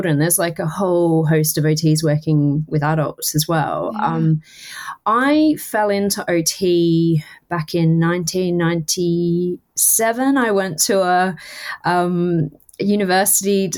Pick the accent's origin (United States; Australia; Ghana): Australia; Townsville, Queensland; I was the first year in Townsville, in my hometown